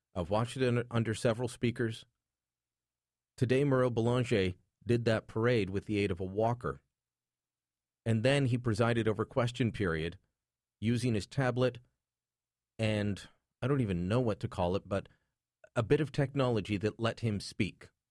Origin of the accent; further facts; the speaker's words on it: Canada; I'm Canadian